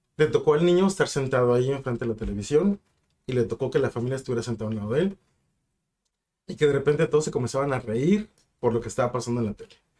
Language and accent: Spanish; Ensenada, Baja California, Mexico; also born or lived in Mexicali; now in Tijuana, Mexico